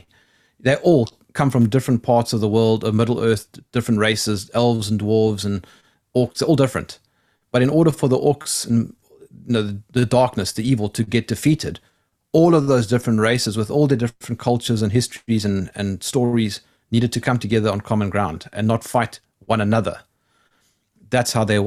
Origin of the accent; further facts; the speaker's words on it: South Africa; I come from South Africa